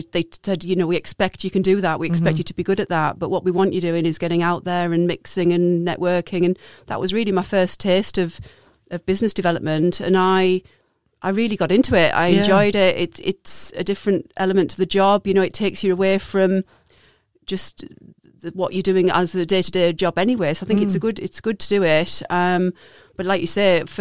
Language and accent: English; Darlington, North East England, United Kingdom; moved away as an adult; also born or lived in Peterborough; back to my roots and my hometown of Darlington